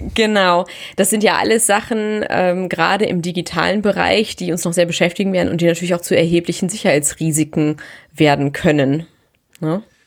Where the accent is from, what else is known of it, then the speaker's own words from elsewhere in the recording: Germany; bei uns in Deutschland